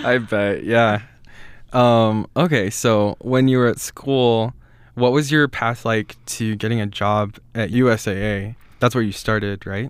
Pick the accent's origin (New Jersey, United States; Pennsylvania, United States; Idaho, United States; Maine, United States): Idaho, United States; Rexburg; I grew up just here outside of Rexburg